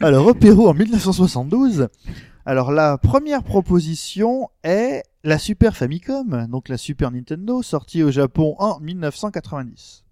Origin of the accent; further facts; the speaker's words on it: France; on est français